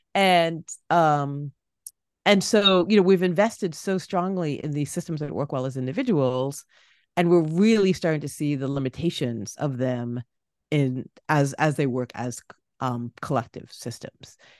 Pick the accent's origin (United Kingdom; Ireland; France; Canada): Canada; Toronto, Ontario; moved away; my hometown of Toronto